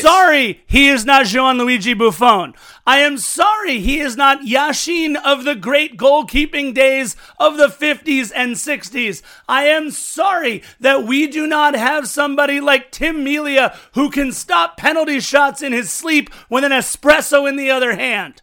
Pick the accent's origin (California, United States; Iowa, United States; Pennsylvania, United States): California, United States; Los Angeles; I grew up in Los Angeles